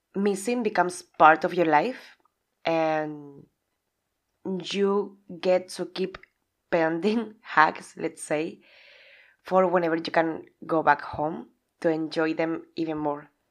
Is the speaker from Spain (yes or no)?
yes; Spain; English is a second language; moved away as an adult; also born or lived in England; now in Budapest, Hungary; Originally, I'm from Spain